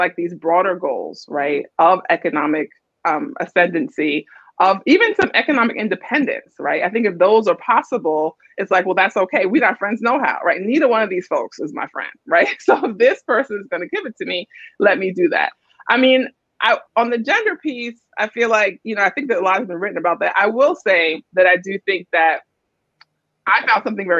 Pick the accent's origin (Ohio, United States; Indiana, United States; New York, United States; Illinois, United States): New York, United States; New York City; I grew up in Brooklyn in a single parent household